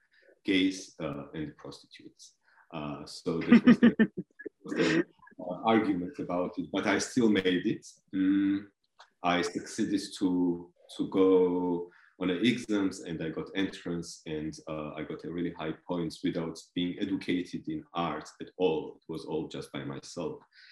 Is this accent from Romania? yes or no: no; Georgia; English is a second language; also born or lived in Belgium; now in Germany; originally I come from Georgia. I was born and grown up on a countryside, a little bit far away from the capital of Georgia, Tbilisi.